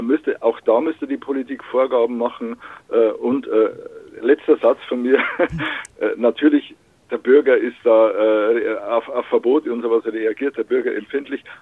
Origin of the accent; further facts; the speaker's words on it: Upper Palatinate, Northern Bavaria, Germany; moved away; in meiner Heimat in, Nordbayern, irgendwo in der Provinz, in, der Oberpfalz